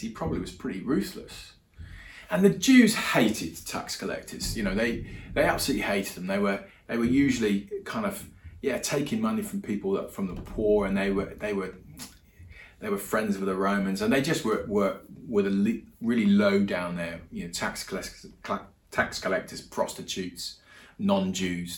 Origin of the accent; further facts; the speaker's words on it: England, United Kingdom; moved away as an adult; also born or lived in Europe; now in New Zealand; I'm English. I live in New Zealand, been here about a year now.